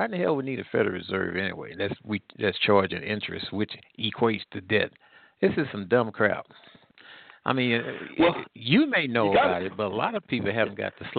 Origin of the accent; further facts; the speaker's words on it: St. Louis, Missouri, United States; I'm from St. Louis.